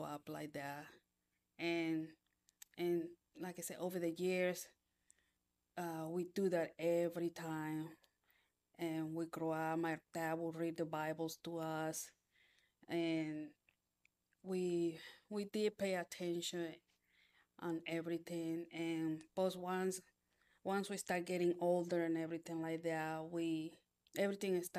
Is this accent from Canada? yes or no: no; Panama; moved away; I was born in Panama.